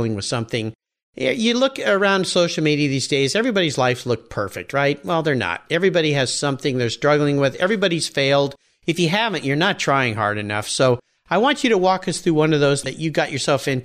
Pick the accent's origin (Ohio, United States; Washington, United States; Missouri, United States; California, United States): California, United States; Southern; now in Pacific Northwest, United States; growing up in Southern California